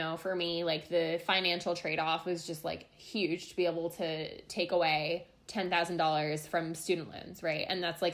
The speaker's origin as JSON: {"language": "English", "area": "Long Island", "region": "New York", "country": "United States", "tie": "born or raised there", "said": "I'm from Long Island, where Courtney's from. As she mentioned, we met in high school"}